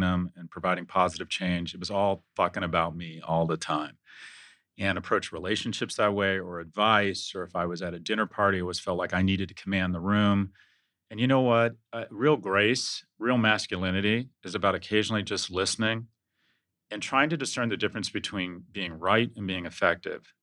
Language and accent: English; United States; as an American